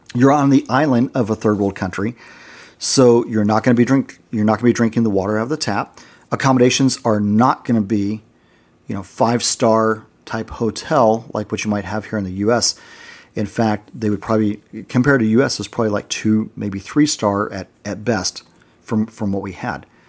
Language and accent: English; United States; being American there, we were actually in the minority.